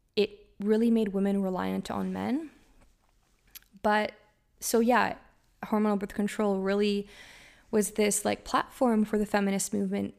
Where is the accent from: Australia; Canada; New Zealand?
Canada; I'm from Canada, so our seasons are quite drastic